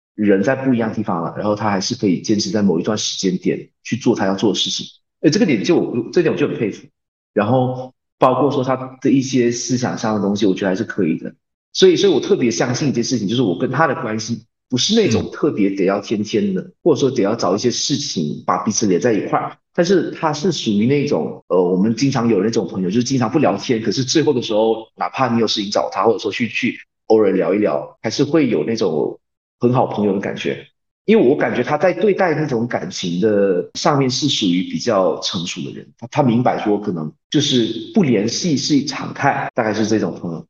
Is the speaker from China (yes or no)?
no; Malaysia; moved away as an adult; now in South Korea; 因为我打小就在马来西亚那边说，学习。然后到高中的时候也是有在不停地学，就是我们那边的教育是这样